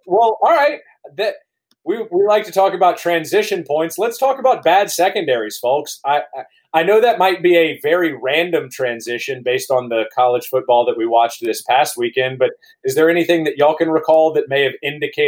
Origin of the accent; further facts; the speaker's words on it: Baton Rouge, Louisiana, United States; also born or lived in Georgia; now in Baton Rouge, United States; just growing up in Baton Rouge and then going to Georgia.